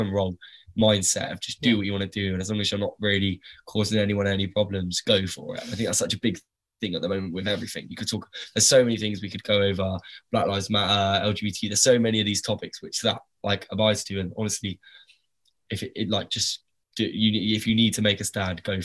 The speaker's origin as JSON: {"language": "English", "town": "Southampton", "region": "South East England", "country": "United Kingdom", "tie": "born or raised there", "said": "it's my hometown"}